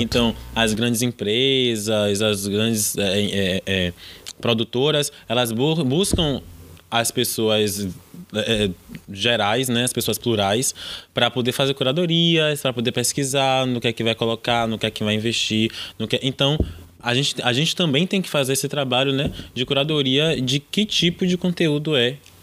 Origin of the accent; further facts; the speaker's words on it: Salvador, Bahia, Brazil; a gente é do Nordeste, a gente é de Salvador